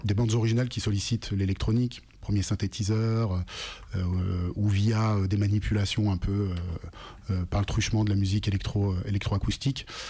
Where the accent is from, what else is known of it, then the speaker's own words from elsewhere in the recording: Lyon, Auvergne-Rhône-Alpes, France; Je viens de Lyon